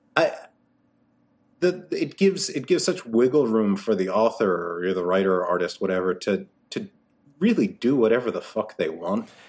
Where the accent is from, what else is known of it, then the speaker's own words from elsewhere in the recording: New York City, New York, United States; moved away as an adult; now in Connecticut, United States; I grew up in Brooklyn.